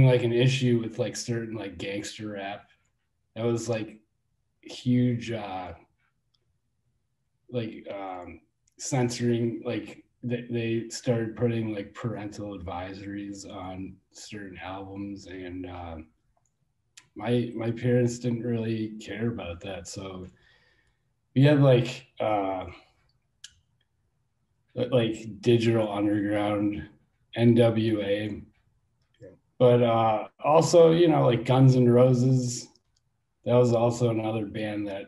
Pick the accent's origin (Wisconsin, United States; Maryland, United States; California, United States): Wisconsin, United States; Milwaukee; I was born in downtown Milwaukee, and I grew up on the east side